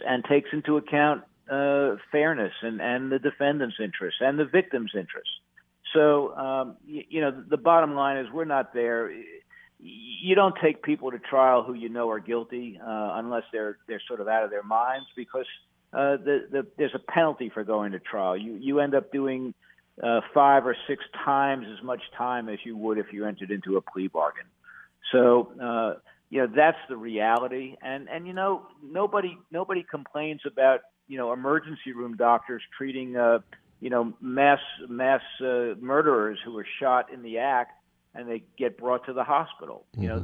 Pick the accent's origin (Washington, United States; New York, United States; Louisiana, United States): New York, United States; moved away as an adult; now in North Carolina, United States; I wasn't born here in North Carolina. I was born in New York, but, mm-hmm. you know, I've been down here since 1978